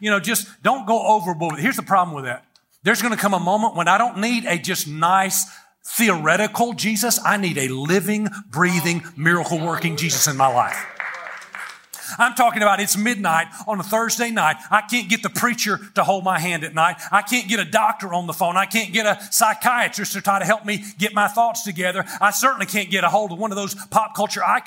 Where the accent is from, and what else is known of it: United States